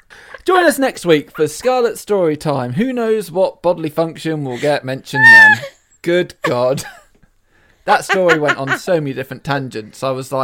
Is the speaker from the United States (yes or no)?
no; Portsmouth, South East England, United Kingdom; born there; I was born in Portsmouth.